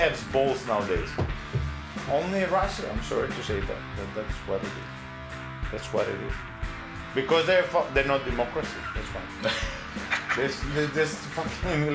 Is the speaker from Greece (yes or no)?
yes; Thessaloniki, Central Macedonia, Greece; moved away; When I was working in Starbucks in Thessaloniki, in my hometown